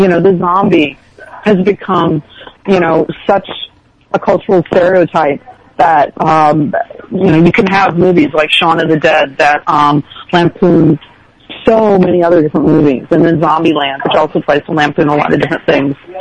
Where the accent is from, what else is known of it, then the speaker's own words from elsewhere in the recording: outside of Chicago, Illinois, United States; I grew up outside of Chicago